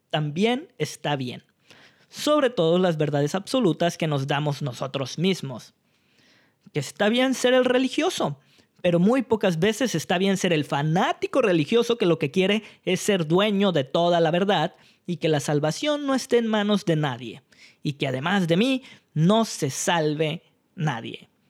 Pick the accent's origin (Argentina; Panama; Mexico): Mexico; sacan lo peor o lo mejor de nosotros como mexicanos.